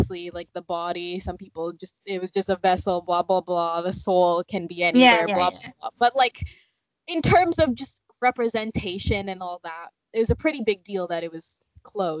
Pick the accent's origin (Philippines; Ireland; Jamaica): Philippines; a Filipino girl, the Philippines, where I'm from, is very Catholic